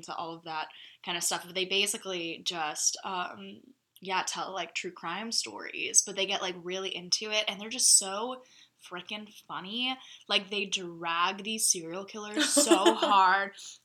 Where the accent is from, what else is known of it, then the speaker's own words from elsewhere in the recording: Springfield, Missouri, United States; Springfield, like my hometown